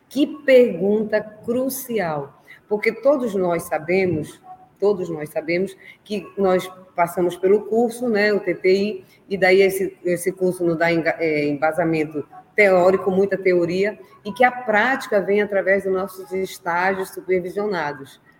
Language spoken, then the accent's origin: Portuguese; Belém, Pará, Brazil; porque eu sou aqui do norte, para quem não sabe, eu sou de Belém do Pará e tenho muito orgulho dessa profissão.